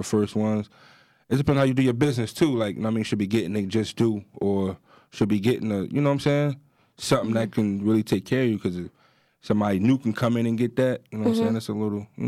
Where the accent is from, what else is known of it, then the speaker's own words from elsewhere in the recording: New Jersey, United States; we come from Jersey